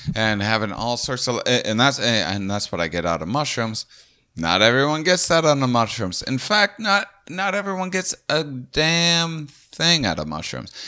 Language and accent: English; Midwest, United States; we're all from the Midwest